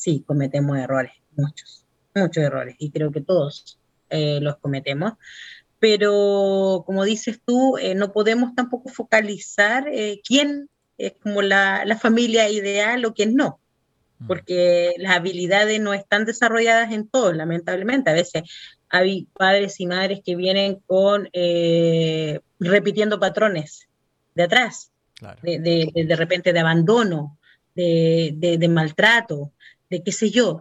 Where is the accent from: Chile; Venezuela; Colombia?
Chile